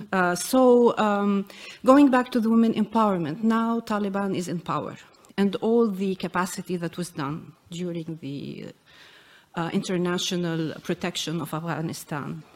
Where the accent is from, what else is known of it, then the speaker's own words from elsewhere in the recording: Jordan; I come from Jordan